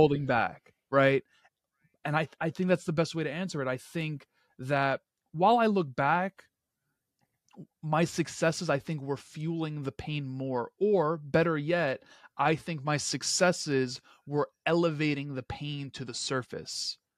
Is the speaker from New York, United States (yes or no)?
yes; New York City, New York, United States; just a kid from Queens. um, someone that inevitably caught the hustler's spirit that fills my hometown streets.